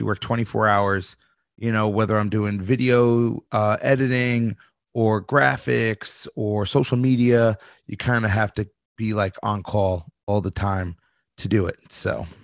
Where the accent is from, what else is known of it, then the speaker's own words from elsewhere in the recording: New York, United States; I'm from New York